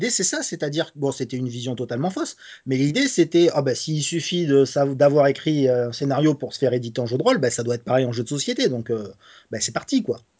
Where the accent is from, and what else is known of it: Nice, Provence-Alpes-Côte d'Azur, France